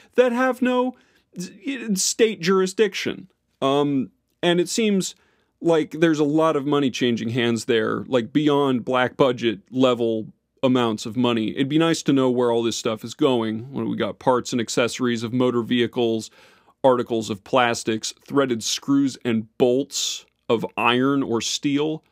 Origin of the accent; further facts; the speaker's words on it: Florida, United States; my hometown, Florida